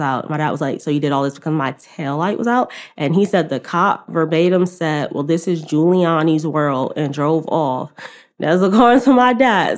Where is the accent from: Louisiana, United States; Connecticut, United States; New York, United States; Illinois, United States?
New York, United States; New York City; I'm from Queens